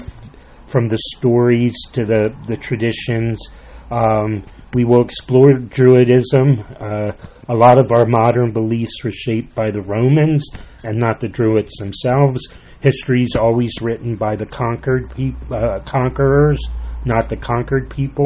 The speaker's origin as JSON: {"language": "English", "area": "Lancaster County", "region": "Pennsylvania", "country": "United States", "tie": "born or raised there", "said": "I was born in Lancaster County, Pennsylvania"}